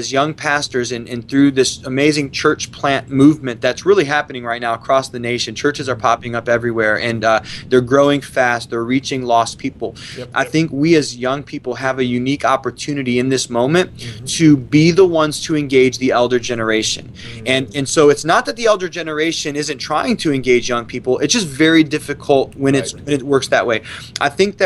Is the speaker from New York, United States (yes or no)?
no; Ohio, United States; moved away as an adult; growing up in Ohio